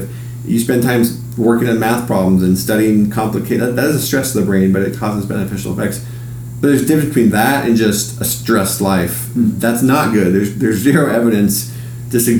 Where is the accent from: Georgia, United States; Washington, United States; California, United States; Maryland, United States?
Washington, United States; Seattle; also born or lived in Hawaii; I grew up in Seattle and I've traveled most of the world